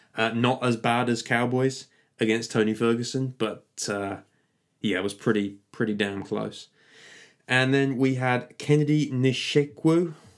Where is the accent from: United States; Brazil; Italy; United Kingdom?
United Kingdom